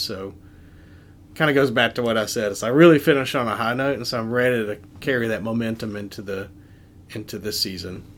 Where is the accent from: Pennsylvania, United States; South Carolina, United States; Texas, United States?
South Carolina, United States; moved away as an adult; also born or lived in Colorado / Raleigh, North Carolina; now in Northeast Ohio, United States; you can tell by my accent that I'm not from Northeast Ohio. So I'm originally from South Carolina